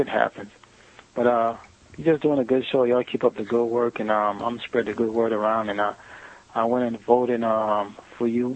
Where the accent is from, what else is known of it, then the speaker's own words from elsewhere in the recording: Broward County, Florida, United States; I'm from Florida.